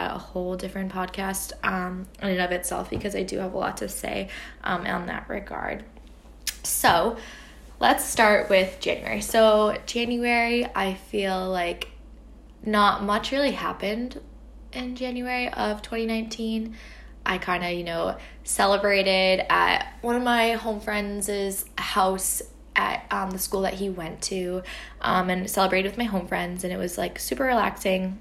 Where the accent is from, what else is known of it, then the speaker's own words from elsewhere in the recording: United States; I'm from the States